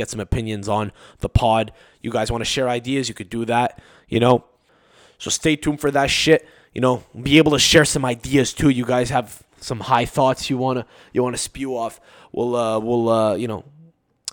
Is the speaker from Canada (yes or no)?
yes; Canada; as a Canadian sports fan